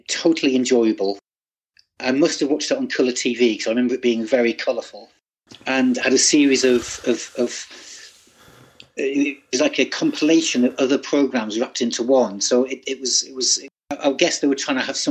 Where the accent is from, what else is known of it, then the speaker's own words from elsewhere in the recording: Cleadon, North East England, United Kingdom; now in Wandsworth, United Kingdom; I grew up in a small town or village between Sunderland and Newcastle called Cleedon.